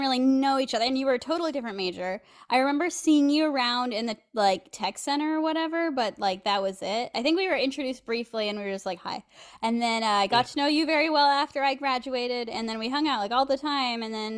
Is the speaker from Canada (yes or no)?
no; near Turlock, California, United States; born or raised there